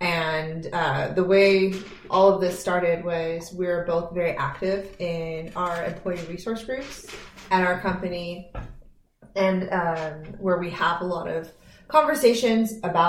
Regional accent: Fresno, California, United States; also born or lived in Houston area; now in Silicon Valley, United States; growing up in a small town in Fresno, moving to the Houston area for about 5 years, and then been in the Silicon Valley for about 10 years now.

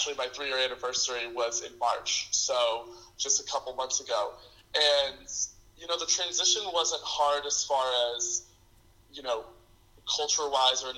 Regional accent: Louisville, Kentucky, United States; moved away as an adult; now in Los Angeles, United States; I'm from Louisville, Kentucky

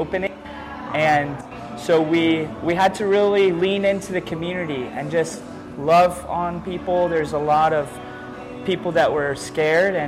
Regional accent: Redmond, Oregon, United States; moved away as an adult; also born or lived in New York; I'm originally from Redmond. I went to Redmond High School.

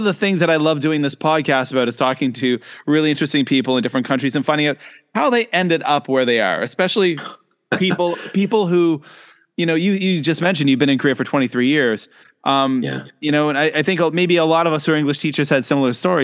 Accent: Louisbourg, Nova Scotia, Canada; moved away as an adult; now in Shenzhen, China; I grew up in Cape Breton Island in Nova Scotia

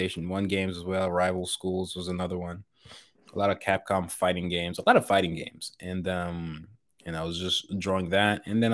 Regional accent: Nigeria; growing up in Nigeria

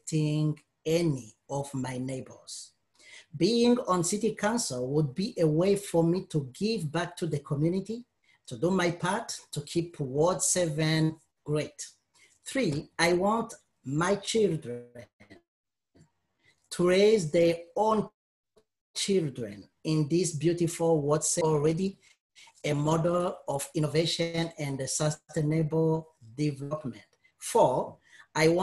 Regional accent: Burundi; moved away as an adult; also born or lived in Quebec, Canada; now in Windsor, Canada; I was born and raised in Burundi, Africa

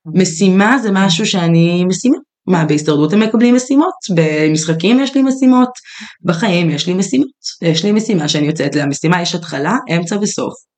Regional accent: Israel; אנחנו יהודים, כן. ישראלים, גדלנו בטראומות

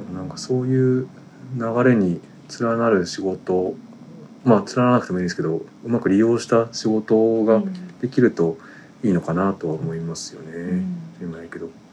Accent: Yamagata, Japan; moved away; 僕は地元は山形でしたけど

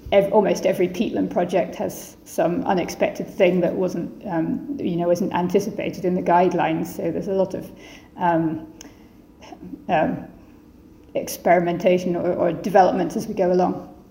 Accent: Edinburgh, Scotland, United Kingdom; Edinburgh, which is uh, where I'm from, my hometown

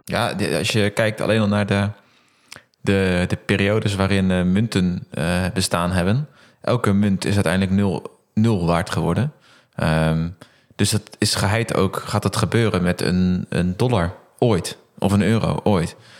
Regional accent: Netherlands; als Nederlander heel blij dat we in Nederland uh, in de eurozone leven

